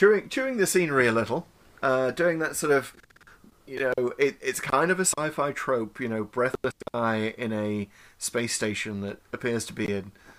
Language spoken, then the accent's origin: English; North East England, United Kingdom; is the accent from that region is known as Geordie. That's where I grew up. It was an accent I do not have, by the way.